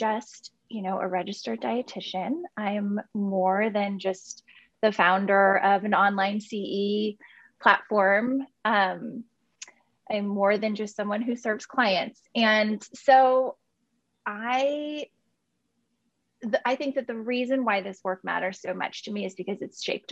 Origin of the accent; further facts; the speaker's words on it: Portland, Oregon, United States; also born or lived in Southern California; I'm born and raised in Portland, Oregon. Grew up here and lived in Southern California for about 15 years for school and then ended up moving back.